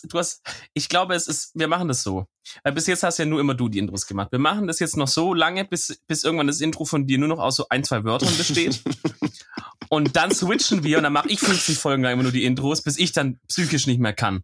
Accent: Germany; ich bin halt ein Deutscher

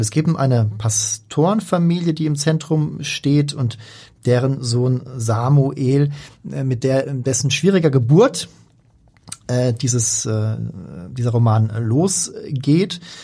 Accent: Hamburg, Germany; gerade als Hamburger erkennen wir viel wieder.

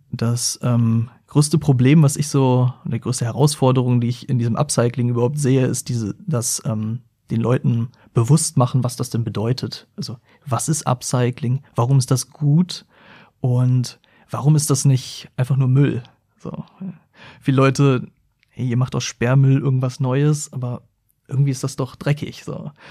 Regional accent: Hildesheim, Lower Saxony, Germany; also born or lived in Hanover; now in Braunschweig, Germany; Bin dann in Hildesheim aber groß geworden und bin dann von Hildesheim nach Braunschweig gezogen

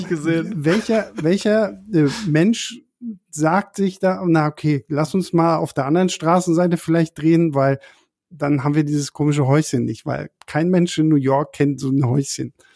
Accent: Berlin, Germany; für uns als Berliner

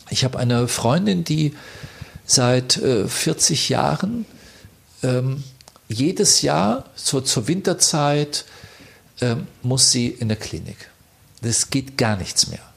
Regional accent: Bavaria, Germany; Wir sind ja beide, äh, er ist ein Tiroler, ich bin ein Bayer

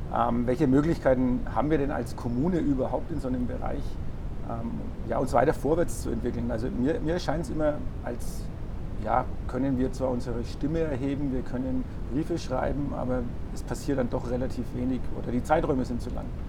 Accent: Bad Windsheim, Bavaria, Germany; moved away; bin in meine Heimatgemeinde gefahren

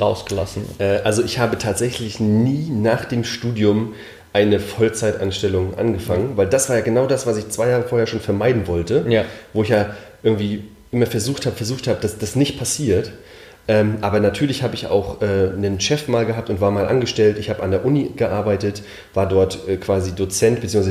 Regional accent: Mecklenburg-Vorpommern, Germany; moved away; ich bin in Mecklenburg aufgewachsen

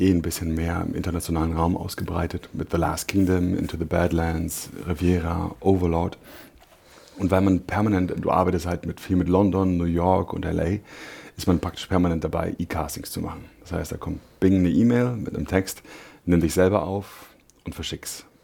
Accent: Berlin, Germany; ja, ich bin Berliner. Ich bin äh, Südnerköln aufgewachsen.

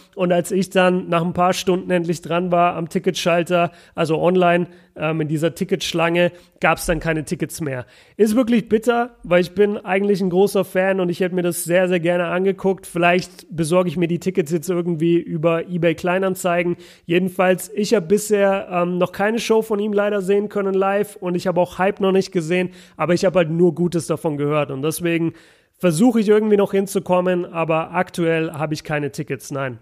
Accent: Nuremberg, Bavaria, Germany; Grüße in meine, in meine Heimat

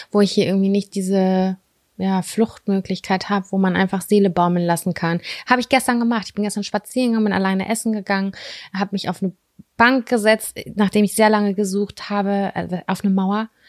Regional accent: Lübbecke, North Rhine-Westphalia, Germany; wir sind in Lübbecke groß geworden. Ich bin Großteil auch in Nettelstedt groß geworden.

